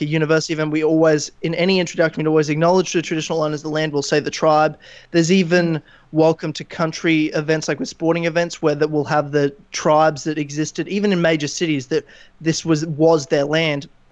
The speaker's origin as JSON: {"language": "English", "region": "Queensland", "country": "Australia", "said": "I'm from Queensland."}